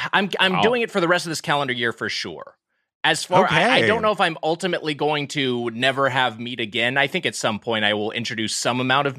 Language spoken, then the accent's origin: English; Long Beach, California, United States; I'm originally from the Long Beach area, and now I'm up here in West L.A.